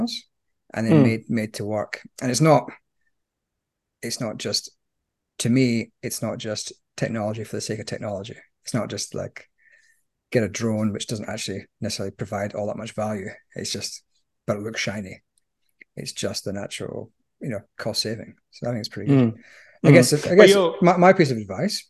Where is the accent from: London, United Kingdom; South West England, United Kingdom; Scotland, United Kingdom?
Scotland, United Kingdom; as a Scotsman